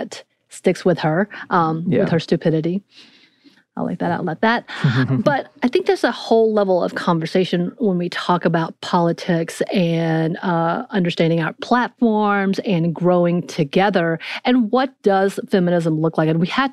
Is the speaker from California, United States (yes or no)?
no; North Georgia, United States; I grew up in North Georgia where everything's very binary anyway.